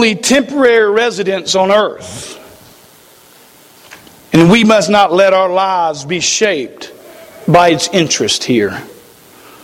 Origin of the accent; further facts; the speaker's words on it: United States; we as the American people